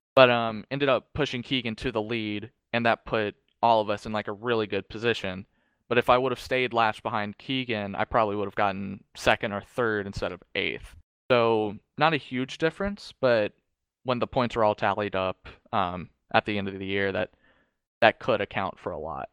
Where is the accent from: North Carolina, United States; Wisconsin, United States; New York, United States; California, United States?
North Carolina, United States; Charlotte; I am from Charlotte, so, like, I go down there, um, quite frequently